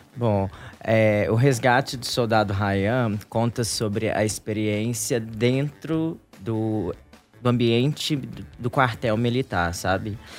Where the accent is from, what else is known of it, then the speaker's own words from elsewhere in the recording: Três Corações, Minas Gerais, Brazil; moved away; nós somos de uma cidade do interior de Minas